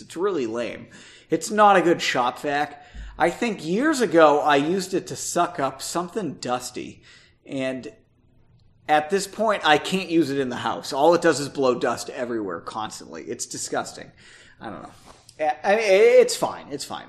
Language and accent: English; United States; as an American citizen